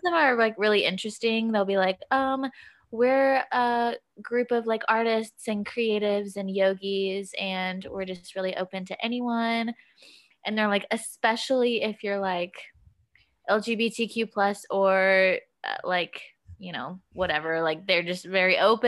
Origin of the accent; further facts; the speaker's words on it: Kentucky, United States; moved away; I'm from Kentucky.